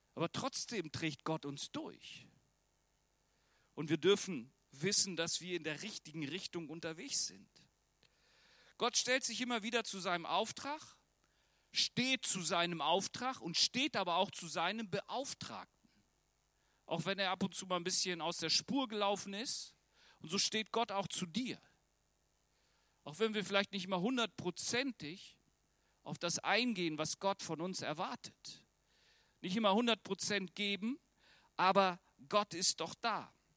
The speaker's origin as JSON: {"language": "German", "country": "Germany", "said": "ich als Deutscher"}